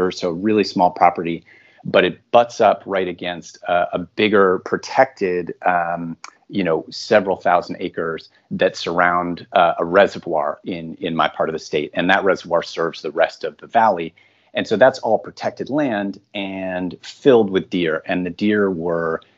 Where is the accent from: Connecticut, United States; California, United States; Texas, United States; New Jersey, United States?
Connecticut, United States; outside of Hartford; now in New York City, United States; I am originally from outside of Hartford, Connecticut, kind of the suburban rural part of central Connecticut.